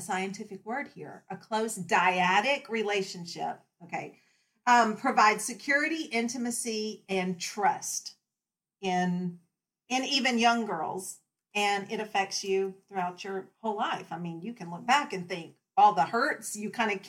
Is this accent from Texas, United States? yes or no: yes; Texas, United States; moved away as an adult; now in Virginia, United States; I'm from Texas. I'm a transplant to Virginia.